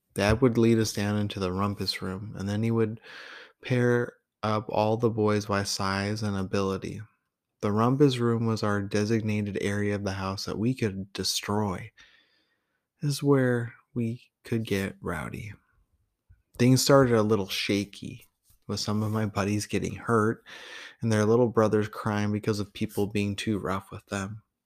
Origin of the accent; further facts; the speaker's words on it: Tillamook, Oregon, United States; also born or lived in Portland, Oregon; I was from Tillamook, even though I was born in Portland and then I was living with him, so I was technically from there too